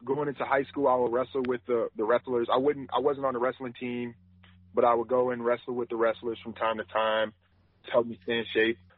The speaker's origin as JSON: {"language": "English", "region": "Wisconsin", "country": "United States", "tie": "born or raised there", "said": "I grew up in Wisconsin"}